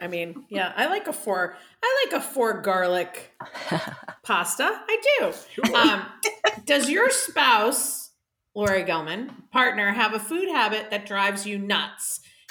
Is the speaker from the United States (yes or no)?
no; Ireland; I'm Irish. So what's the point?